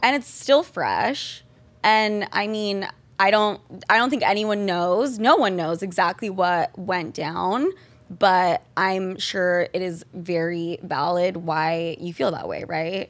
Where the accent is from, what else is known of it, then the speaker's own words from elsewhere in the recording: Utah, United States; We are both from Utah.